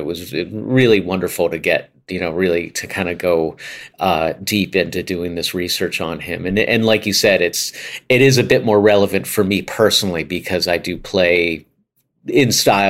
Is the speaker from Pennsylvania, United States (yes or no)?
yes; Pittsburgh, Pennsylvania, United States; now in New York, United States; And when I grew up in Pittsburgh, the music scene there is a smaller music scene, and you tend to have the opportunity to play a lot of different styles if you want to. And in New York, once I came here, it's such a big scene